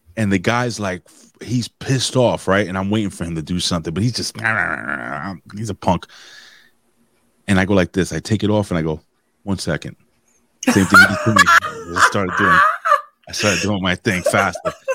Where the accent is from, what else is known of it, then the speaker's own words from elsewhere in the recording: New York City, New York, United States; it's my hometown